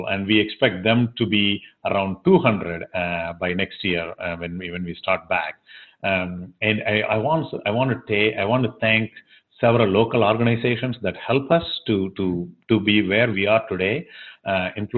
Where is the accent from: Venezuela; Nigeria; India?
India; Tamil Nadu; first language Tamil; English is a second language; also born or lived in Nashville, Tennessee; now in Tennessee, United States; I grew up a part of India that this language is dominant